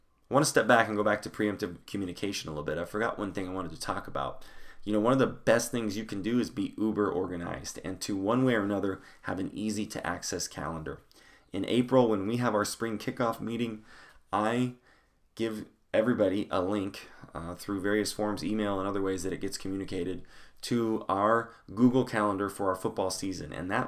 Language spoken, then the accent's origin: English; Longmont, Colorado, United States; I grew up going in Longmont, Colorado, went to Longmont High School